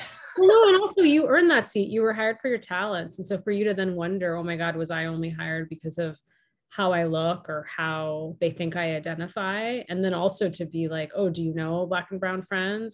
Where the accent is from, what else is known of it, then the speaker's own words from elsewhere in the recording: outside of Boston, Massachusetts, United States; My younger brother and I were born and raised in the US. And I grew up outside of Boston